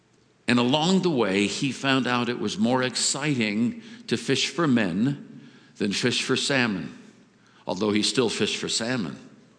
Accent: India; I was brought up in India. Everything was a god.

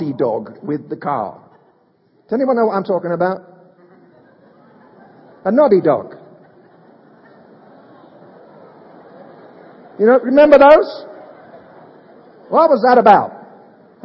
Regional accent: United Kingdom; moved away; I'm a Brit

